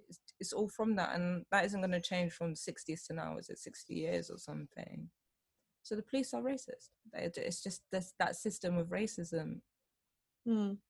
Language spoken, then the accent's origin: English; London, United Kingdom; both my parents born here in yeah. London. So it's like, oh, where are you from? And I'm like, London.